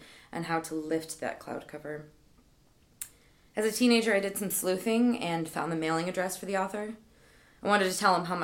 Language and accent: English; Midwest, United States